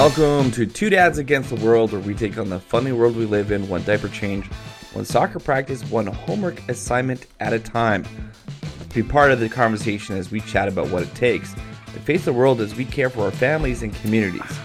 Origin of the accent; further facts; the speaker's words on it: Calgary, Alberta, Canada; I grew up in Calgary